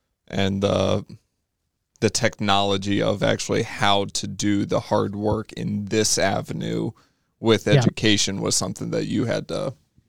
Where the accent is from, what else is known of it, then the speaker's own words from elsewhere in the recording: Greencastle, Indiana, United States; I was raised in Greencastle.